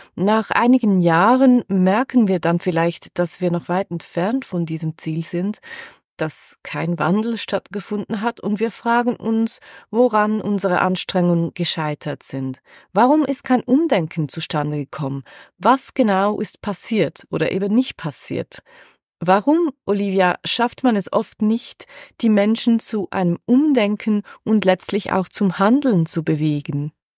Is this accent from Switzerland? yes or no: yes; Switzerland; bei uns in der Schweiz